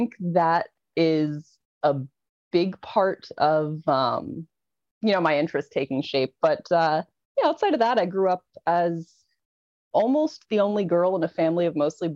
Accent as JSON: {"language": "English", "region": "New Jersey", "country": "United States", "tie": "born or raised there", "said": "I was born and raised in New Jersey."}